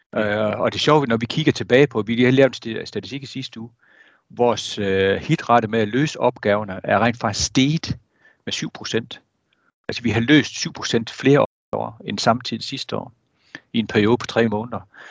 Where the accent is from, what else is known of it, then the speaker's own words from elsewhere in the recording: Jutland, Denmark; nu er jeg jyde